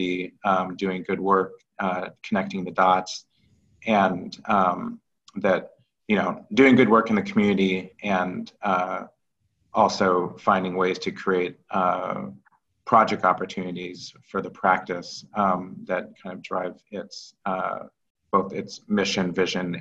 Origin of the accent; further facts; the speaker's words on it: Kirkland, Washington, United States; also born or lived in St. Louis, Missouri; I grew up as a small black child in white suburbia in Kirkland, Washington.